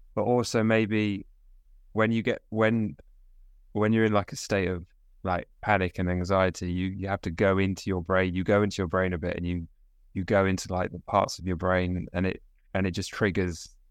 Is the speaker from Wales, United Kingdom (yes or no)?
no; South East England, United Kingdom; We're from we're both from southeast of England